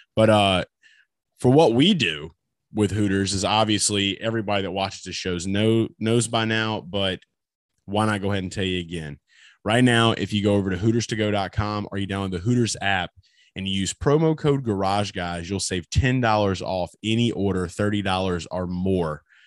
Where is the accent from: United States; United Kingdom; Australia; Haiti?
United States; Louisiana; the state of Louisiana, my home state